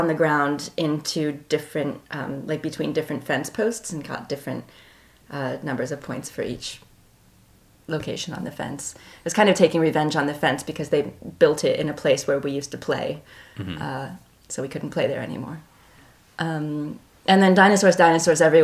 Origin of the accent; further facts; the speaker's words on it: Canton, Ohio, United States; moved away as an adult; also born or lived in Milwaukee; now in Philadelphia, United States; I was born in Canton, Ohio on October 10th, 1972